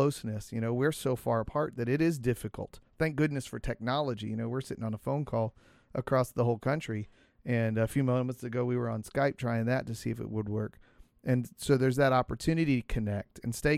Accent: Cincinnati, Ohio, United States; growing up in Cincinnati

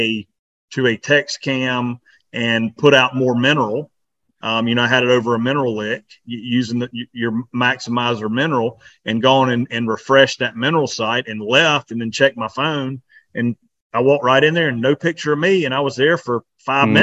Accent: South Carolina, United States; we're from South Carolina

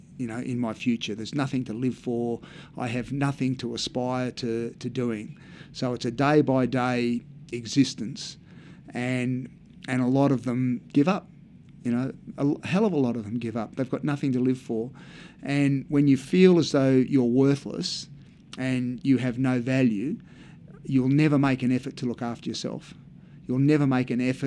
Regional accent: Australia; as an Australian who's represented the country at Olympic Games and things

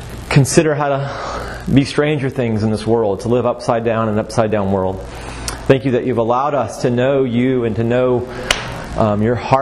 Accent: Waco, Texas, United States; also born or lived in Augusta, Georgia; I'm from Waco, Texas. And I'm a proud Texan, through and through.

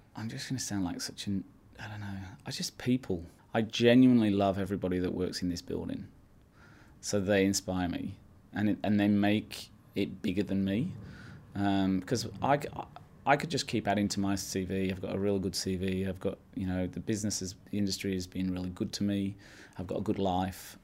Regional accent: Yorkshire and the Humber, United Kingdom; I grew up in Yorkshire from a farming family

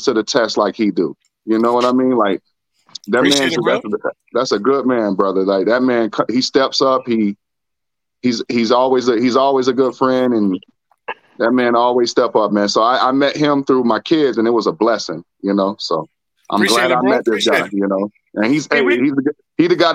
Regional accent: Miami, Florida, United States; I'm from Miami

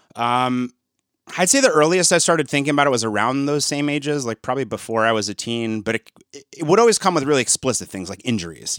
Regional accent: East Lansing, Michigan, United States; I grew up in around East Lansing, Michigan

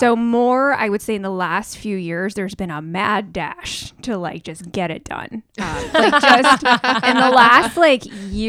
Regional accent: New York City, New York, United States; I'm from New York City.

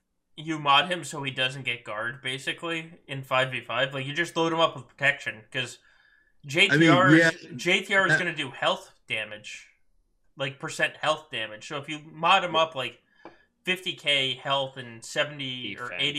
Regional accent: New Jersey, United States; I grew up in New Jersey.

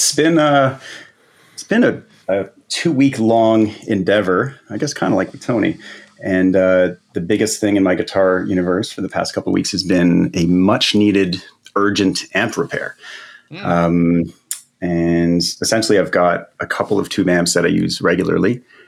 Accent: Canada; I'm Canadian

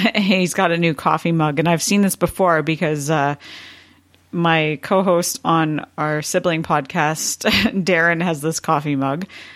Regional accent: Canada; as a Canadian

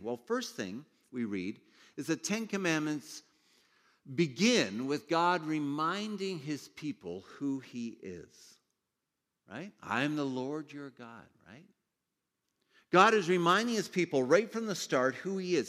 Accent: Ontario, Canada; I grew up in Ontario

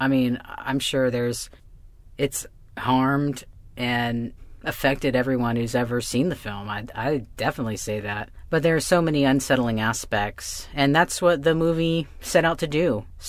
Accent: Florida, United States; But yeah, so sometimes we talk about, you know, how it was growing up in Florida.

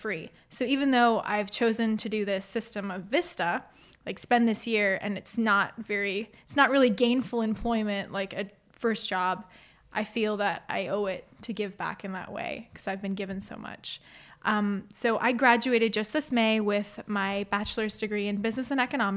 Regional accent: Fort Wayne, Indiana, United States; I so grew up in the area, went to Northwest Allen County Schools, lived on the north side of town

